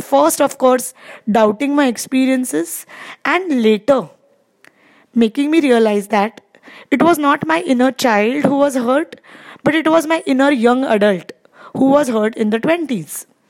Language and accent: English; India; I am from India